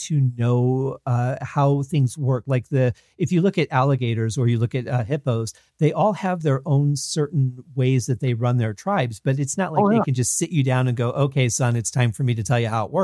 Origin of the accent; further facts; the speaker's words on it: Michigan, United States; now in Las Vegas, United States; we grew up in Michigan